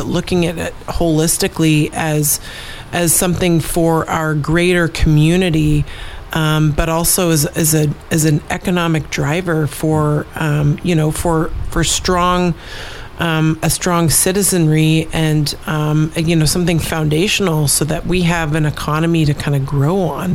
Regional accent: Fairbanks, Alaska, United States; I grew up in Fairbanks

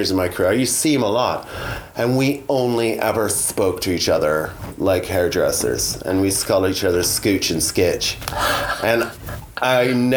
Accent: Canada; moved away; where I grew up on a farm in Canada

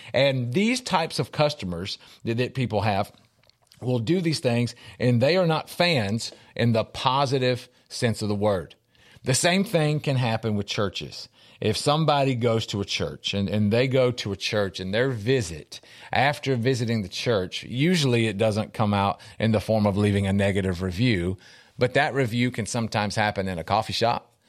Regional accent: Middle Tennessee, United States; I'm from Middle Tennessee

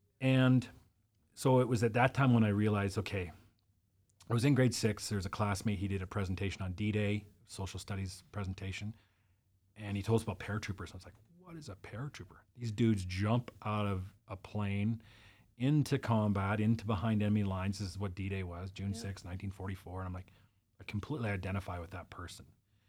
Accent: British Columbia, Canada; So my mom's American. I was born in Canada and it was just us.

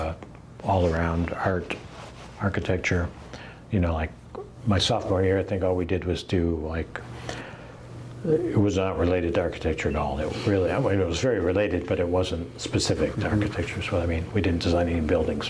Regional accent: outside of Detroit, Michigan, United States; moved away as an adult; also born or lived in St. Louis / France; I grew up in Michigan, outside of Detroit.

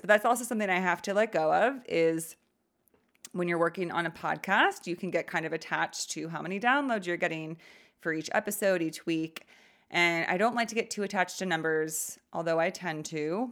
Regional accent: California, United States; I grew up in California.

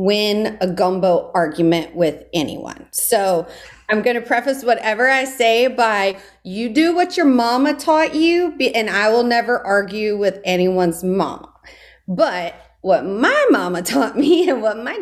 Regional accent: Gonzales, Louisiana, United States; now in New Orleans, United States; I grew up in Ascension Parish, so we like to say that we were more prairie Cajun than bayou Cajun

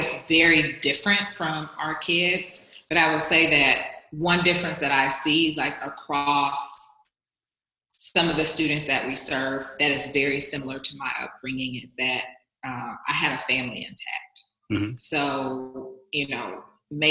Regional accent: the South, United States; moved away as an adult; also born or lived in Bay Area, California; now in Atlanta, United States; I'm coming from the South

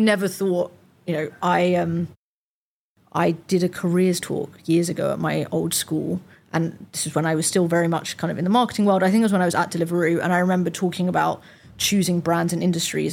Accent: London, United Kingdom; also born or lived in Nottingham / York; as a Londoner that had went to uni in Nottingham

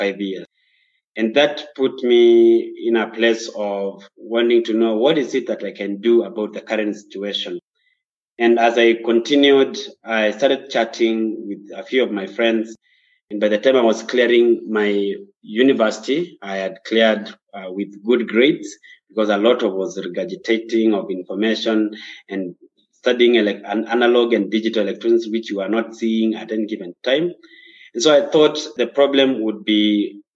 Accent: Kenya; also born or lived in Nairobi, Kenya; I'm a Kenyan. I live in Nairobi, Kenya, and the nearby counties.

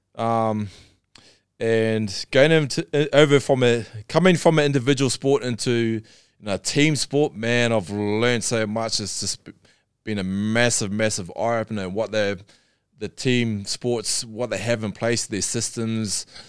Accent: Darfield, Canterbury, New Zealand; I'm born and bred in New Zealand

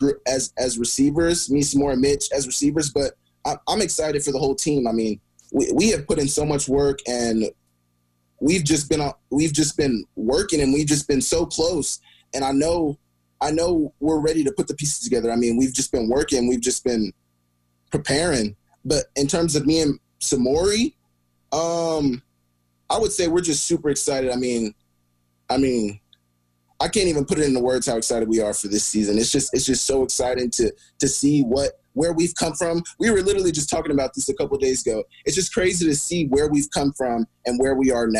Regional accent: Oklahoma, United States; moved away as an adult; now in Missoula, United States; coming from a more southern state

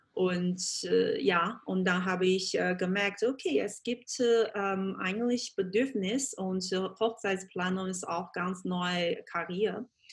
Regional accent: Changzhou, Jiangsu, China; German is a second language; moved away as an adult; also born or lived in Beijing / Germany / Vienna; ganz, ganz typische, äh, traditionell chinesische Familie, äh, also in der Nähe von Shanghai. Das heißt, ähm, Jingtan oder Changzhou

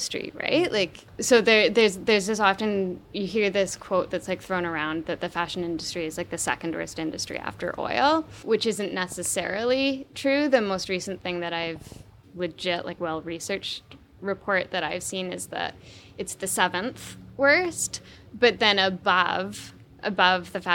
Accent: Vancouver Island, British Columbia, Canada; born or raised there

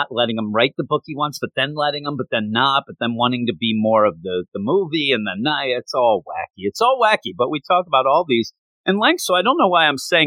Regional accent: United States; I'm American, not Canadian

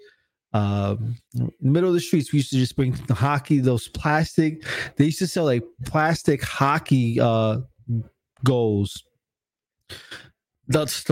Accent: Newark, New Jersey, United States; I'm from Newark, New Jersey, so we used to have this big skating ring

